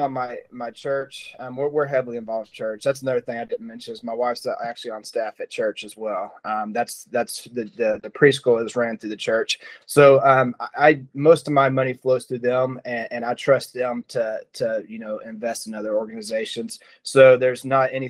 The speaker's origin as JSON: {"language": "English", "town": "Noble", "region": "Oklahoma", "country": "United States", "tie": "born or raised there", "also_born_or_lived": "Norman, Oklahoma", "said": "Norman is, you know, I grew up, went to school there through fourth grade. And then in fifth grade, I ended up going to Noble."}